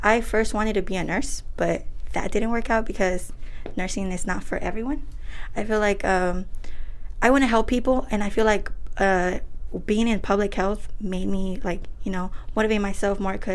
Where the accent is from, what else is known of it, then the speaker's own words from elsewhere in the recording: Oakland, California, United States; also born or lived in Michoacán, Mexico; I was raised here in Oakland, but I was born in Michoacan